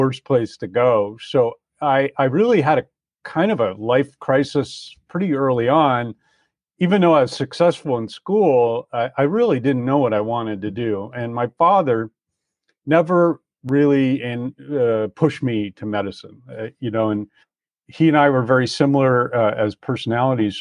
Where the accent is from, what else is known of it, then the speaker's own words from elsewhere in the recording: Croton-on-Hudson, New York, United States; moved away; also born or lived in San Diego, California; I grew up on the East Coast in a little town in in Westchester County, New York, called Croton-on-Hudson